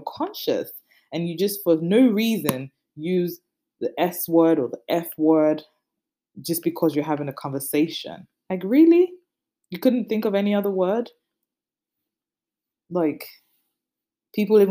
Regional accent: Nigeria; I'm Nigerian

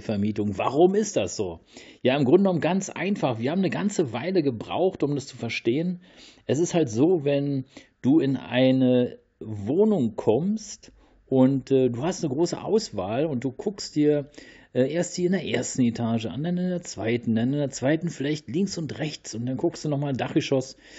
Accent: Berlin, Germany; in Großstädten wie Berlin, äh, hier meine, ähm, ja, meine Heimat

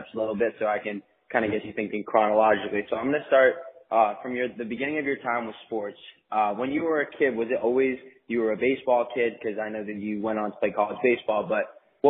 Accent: Plymouth, Massachusetts, United States; I grew up in Plymouth, Massachusetts

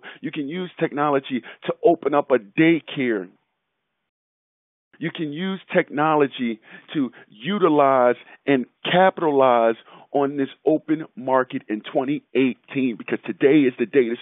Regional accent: Philadelphia, Pennsylvania, United States; growing up in Philadelphia

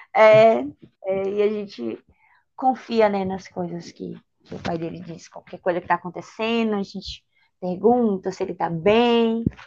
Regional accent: Bahia, Brazil; Eu sou da Bahia

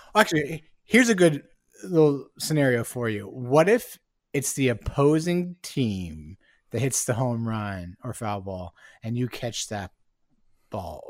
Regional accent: Bay Area, California, United States; now in Seattle, United States; am originally from the Bay Area. I was born there and spent a, m, a lot of my life growing up there.

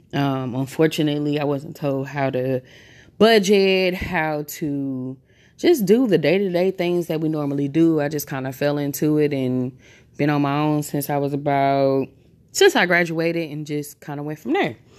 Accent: St. Louis, Missouri, United States; I am born and raised in Saint Louis, Missouri, home of …

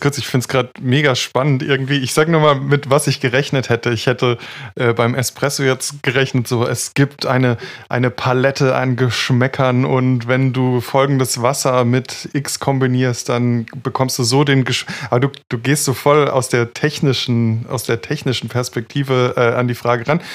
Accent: Freiburg, Baden-Württemberg, Germany; ich komme ja aus Freiburg

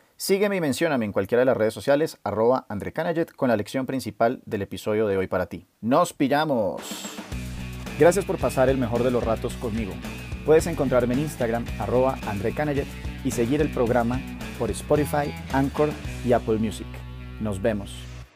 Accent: Colombia; uno como colombiano

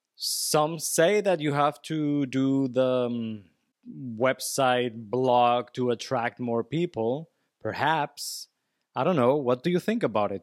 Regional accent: Venezuela; English is a second language; I'm from Venezuela.

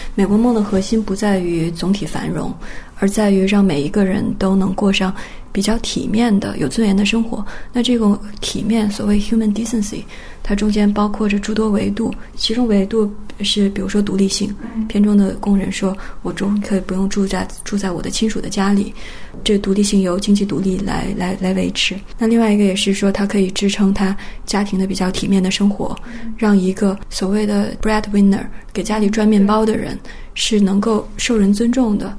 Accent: China; 我十三岁的我，从中国来

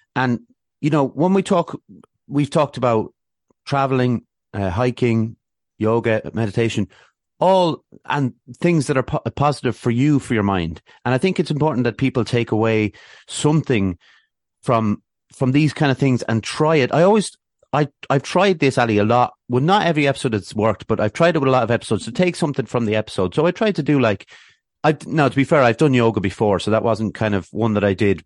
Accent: Athlone, Leinster, Ireland; moved away; also born or lived in Swords, North Dublin; I grew up in Athlone

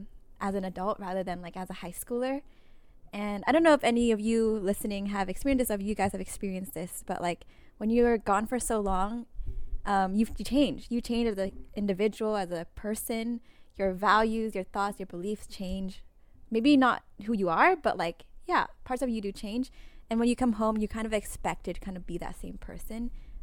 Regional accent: Cache Valley, Utah, United States; I returned home. I returned back to my hometown of Cache Valley.

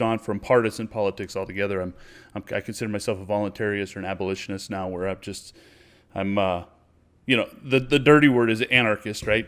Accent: United States; I'm an American. This is where I'm from

